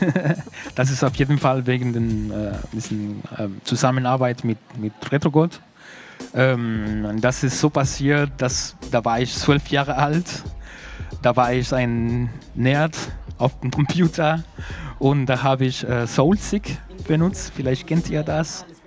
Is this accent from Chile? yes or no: yes; Santiago, Santiago Metropolitan Region, Chile; German is a second language; moved away; ich komme aus Recoleta, heißt